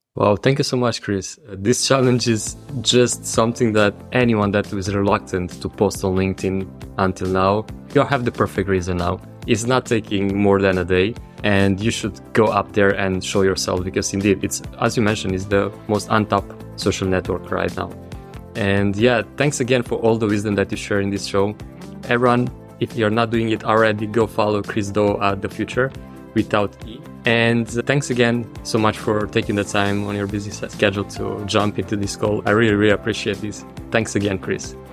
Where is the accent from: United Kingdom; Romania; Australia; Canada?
Romania; moved away; my home country, to Romania.